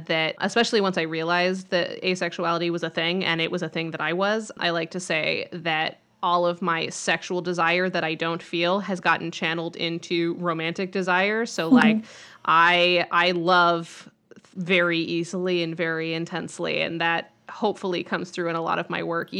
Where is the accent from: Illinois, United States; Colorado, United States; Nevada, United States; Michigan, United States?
Colorado, United States; Grand Junction; I grew up in Grand Junction, Colorado, which is a place that you've never heard